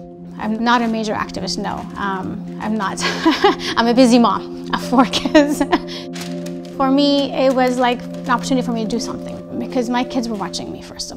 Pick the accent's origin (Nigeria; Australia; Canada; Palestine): Palestine; moved away as an adult; now in United States; a Palestinian